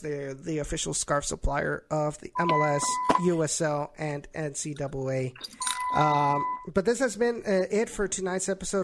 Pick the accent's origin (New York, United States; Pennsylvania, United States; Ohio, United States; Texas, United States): Texas, United States; Rio Grande Valley; it represents my hometown